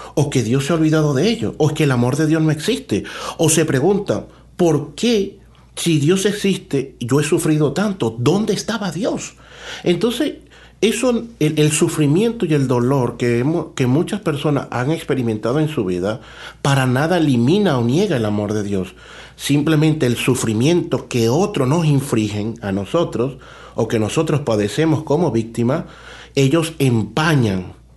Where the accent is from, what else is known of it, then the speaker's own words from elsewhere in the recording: Caja Seca, Zulia, Venezuela; moved away as an adult; now in Toronto, Canada; soy sacerdote venezolano, eh, nací en un pueblecito que se llama Cajaseca en el estado Zulia